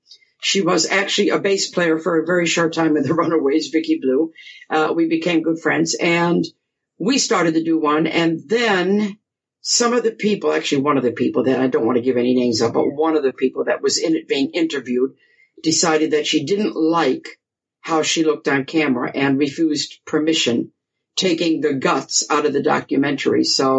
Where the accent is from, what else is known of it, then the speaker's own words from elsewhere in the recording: Grosse Pointe Woods, Michigan, United States; I was born and raised in Grosse Pointe Woods, you know, suburb, and then we moved to Grosse Pointe Farms when I was about 14